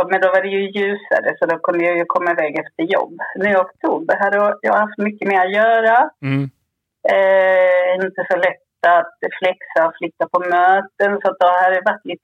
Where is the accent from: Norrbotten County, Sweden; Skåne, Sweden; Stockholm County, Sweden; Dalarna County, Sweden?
Skåne, Sweden; Jag är uppväxt på Österlen ju